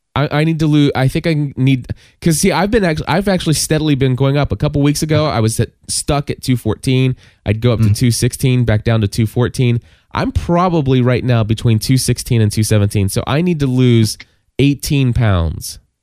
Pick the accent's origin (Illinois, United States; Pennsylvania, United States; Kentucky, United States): Kentucky, United States; calling from Kentucky, my hometown